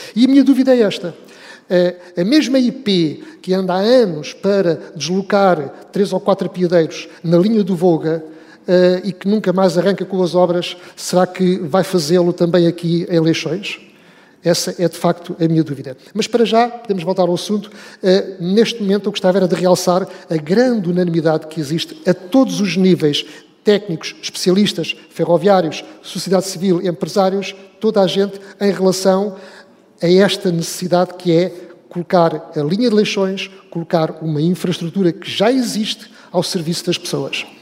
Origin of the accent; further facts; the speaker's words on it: Oeste, Portugal; Zona Oeste, eh, de onde sou natural